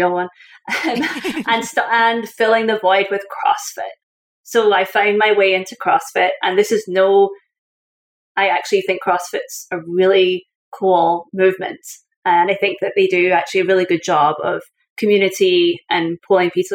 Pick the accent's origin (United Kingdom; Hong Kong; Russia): United Kingdom; Scotland; moved away as an adult; also born or lived in Syracuse; now in United States; I was a Scottish person living in Scotland